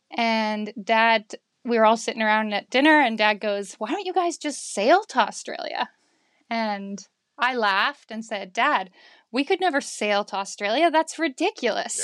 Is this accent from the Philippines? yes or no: no; Victoria, British Columbia, Canada; I am from Victoria in Canada.